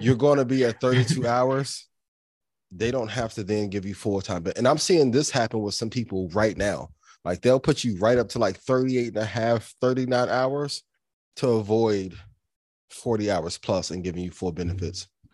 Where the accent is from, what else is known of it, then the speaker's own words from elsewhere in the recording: East Chicago, Indiana, United States; I'm a kid from Northwest Indiana, like, to be from East Chicago